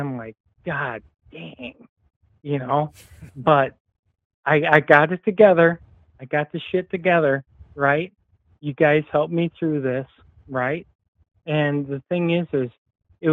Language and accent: English; Southeast Michigan, United States; accent: Midwest; I'm from Southeast Michigan